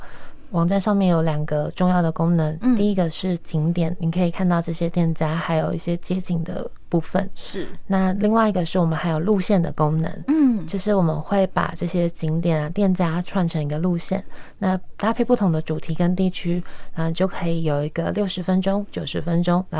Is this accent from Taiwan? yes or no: yes; Hsinchu, Taiwan; 特别像我们很多学生其实是外地人，是。那我自己就是从新竹来的